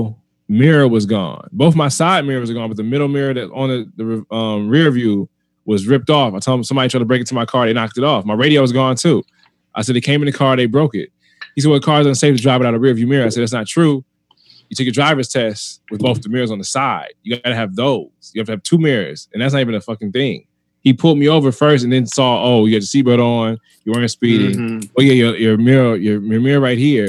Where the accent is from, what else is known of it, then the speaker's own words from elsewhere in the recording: United States; I'm American made, like born and raised here.